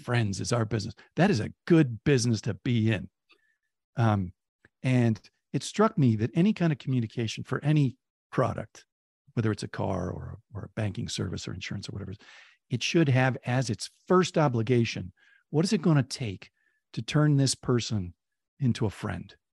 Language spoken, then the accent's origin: English; Oakland, California, United States; when I was a kid, Oakland, relative to San Francisco, had a real chip on its shoulder